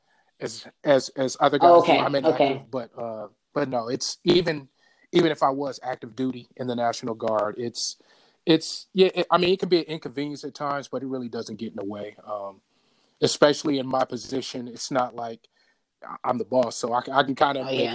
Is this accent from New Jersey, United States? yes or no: no; Bay Area, California, United States; Born and raised in the Bay Area.